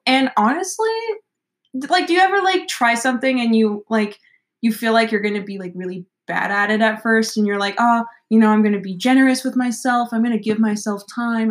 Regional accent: Nashville, Tennessee, United States; moved away as an adult; I grew up in Nashville mm-hmm. until I graduated and came to college after high school

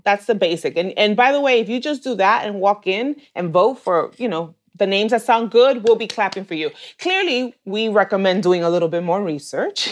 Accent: New York City, New York, United States; I am Dominicana from New York City. I'm born and raised in New York, and I still live here.

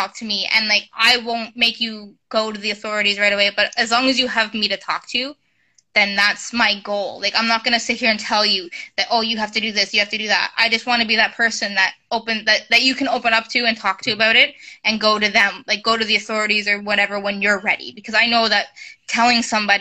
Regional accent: Kingston, Ontario, Canada; moved away as an adult; now in Oshawa, Canada; I'm also from Kingston, Ontario

